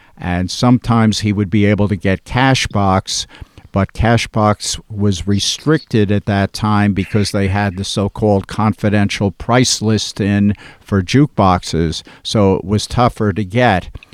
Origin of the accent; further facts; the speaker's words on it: West Orange, New Jersey, United States; I grew up in West Orange, New Jersey, which is a suburb of Newark